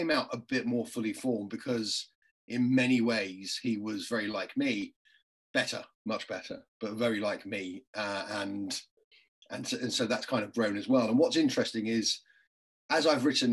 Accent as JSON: {"language": "English", "region": "London", "country": "United Kingdom", "tie": "born or raised there", "said": "if you're from an Irish family in London"}